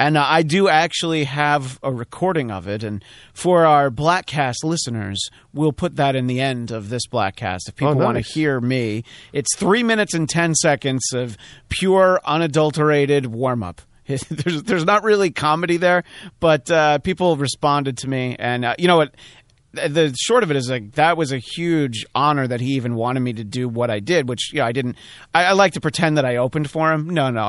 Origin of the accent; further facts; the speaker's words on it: New York, United States; I grew up near New Jersey, but I grew up in New York State.